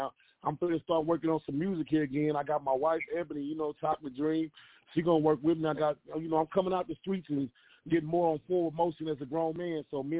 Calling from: Wichita, Kansas, United States; I'm calling from Wichita. You know, I go

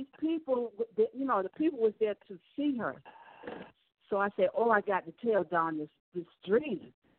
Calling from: Miami, Florida, United States; from Miami.

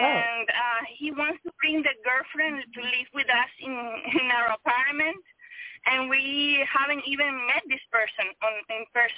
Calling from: Miami, Florida, United States; Hi, I'm calling from Miami.

